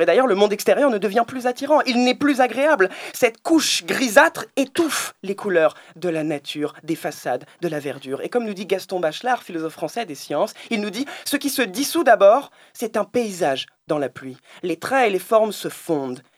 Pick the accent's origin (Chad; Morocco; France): France; je suis français